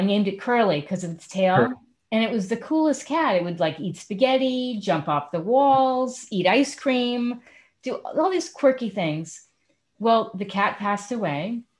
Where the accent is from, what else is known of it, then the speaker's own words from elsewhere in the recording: Connecticut, United States; moved away; also born or lived in New York City, New York / Syracuse, New York; I am originally from the East Coast. I grew up in Connecticut and then New York City.